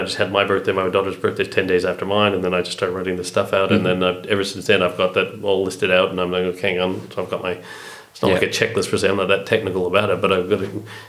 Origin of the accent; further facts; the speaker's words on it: Canada; As a Canadian.